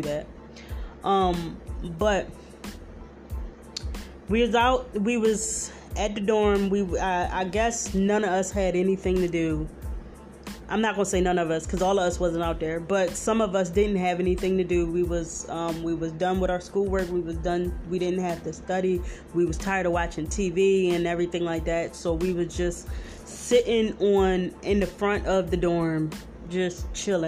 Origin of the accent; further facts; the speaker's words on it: Philadelphia, Pennsylvania, United States; I'm from Philly.